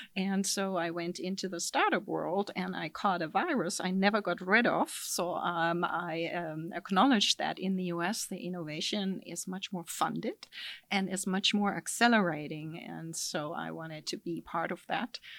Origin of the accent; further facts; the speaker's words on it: Germany; accent: German; moved away as an adult; now in California, United States; my accent is from Germany, so I'm originally German